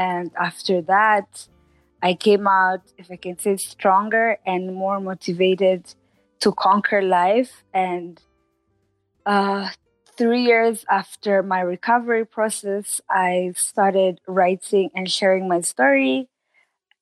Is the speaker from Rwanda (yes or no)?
yes; Rwanda; I am Rwandan, living in Rwanda, born and raised in Rwanda